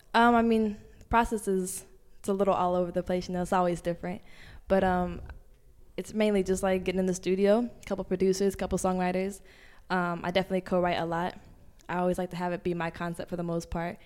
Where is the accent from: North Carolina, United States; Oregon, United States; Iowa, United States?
Oregon, United States; Portland; moved away as an adult; also born or lived in Los Angeles, California; now in New York, United States; I'm from Portland, Oregon